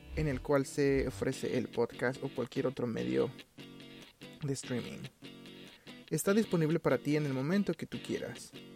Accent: Mexico City, Mexico

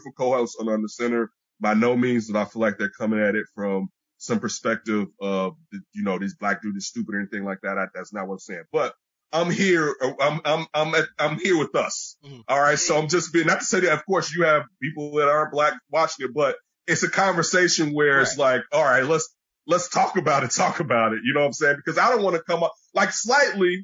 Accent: Chicago, Illinois, United States; we grew up in Chicago

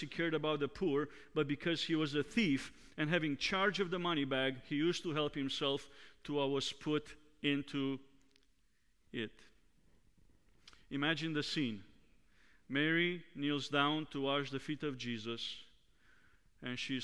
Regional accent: Romania; moved away; Growing up in Romania

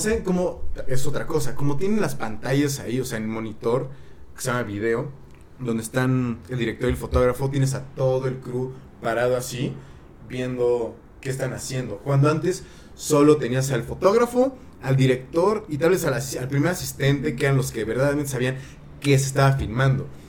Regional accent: Mexico; now in Canada; yo soy mexicano viviendo en Canadá

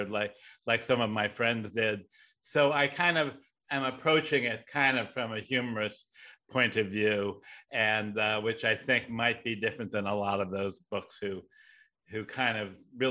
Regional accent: Riverside, California, United States; also born or lived in Buffalo, New York; now in Los Angeles, United States; my family moved to Riverside

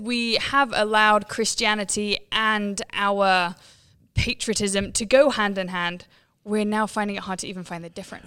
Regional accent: England, United Kingdom; I'm from England

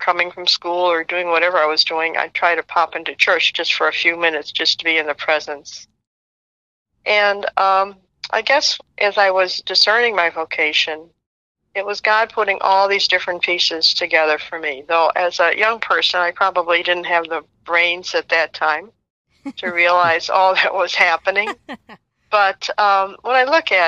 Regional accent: Chicago, Illinois, United States; I grew up in Chicago

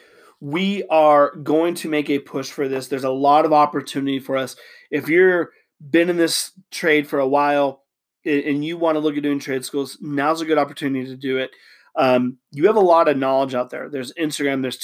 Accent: Utah, United States; I'm from Utah.

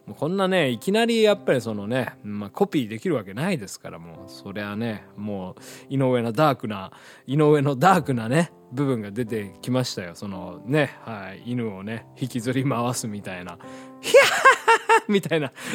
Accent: Hiroshima, Japan; moved away; ちっちゃい頃住んでた広島

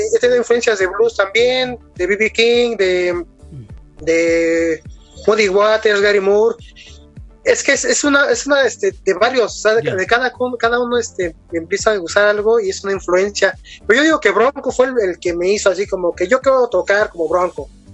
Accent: Mexico; Soy de México

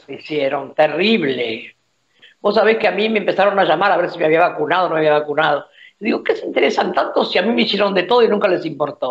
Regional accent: Argentina; Yo me siento más que argentino latinoamericana

